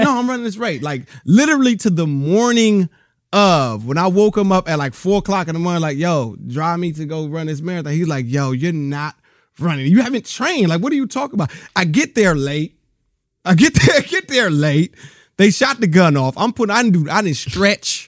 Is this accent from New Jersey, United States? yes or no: no; Rialto, California, United States; also born or lived in Bellflower, California / Compton, California; I grew up in Rialto, California